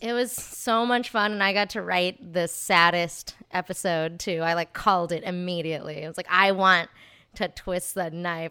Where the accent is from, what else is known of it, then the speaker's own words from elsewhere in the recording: Texas, United States; moved away as an adult; also born or lived in Santa Barbara, California; now in Los Angeles, United States; I was raised in Texas. Um, and then I moved out here to go to U C Santa Barbara